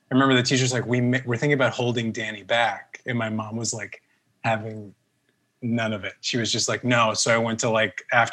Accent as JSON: {"language": "English", "town": "Mount Vernon", "region": "New York", "country": "United States", "tie": "born or raised there", "also_born_or_lived": "Manhattan, New York", "first_language": "Spanish", "second_language": "English", "said": "I grew up in Mount Vernon in Westchester up until I was around like 13, 14. And then we moved to Manhattan"}